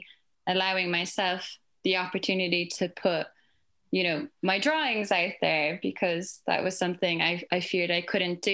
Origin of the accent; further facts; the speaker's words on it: Ireland; from my accent, I'm from Ireland